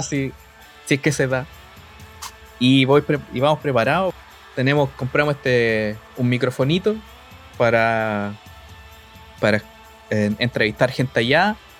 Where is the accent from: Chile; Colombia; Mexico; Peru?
Chile